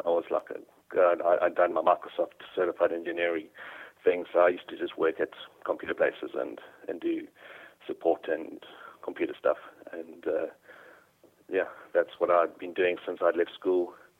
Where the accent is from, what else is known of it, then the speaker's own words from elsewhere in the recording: Durban, KwaZulu-Natal, South Africa; moved away as an adult; now in United Kingdom; No, I'm South African, which is why I sound a bit strange. But okay. I was born in Durban in South Africa. And yeah, so I had all my schooling over there.